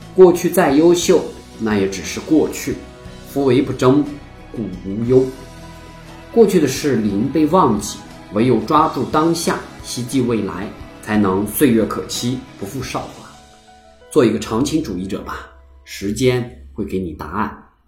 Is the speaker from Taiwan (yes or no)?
no; China; 我们中国人哈是相当讲究内部团结的